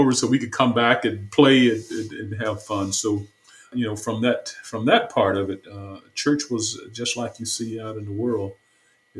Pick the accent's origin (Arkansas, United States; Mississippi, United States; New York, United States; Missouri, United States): Mississippi, United States; Batesville; moved away as an adult; also born or lived in Chicago / New Orleans / Houston; now in Dallas, United States; I was born in Batesville, Mississippi, and in the south, in the northern part of Mississippi. And that's where my childhood took place until I was around 18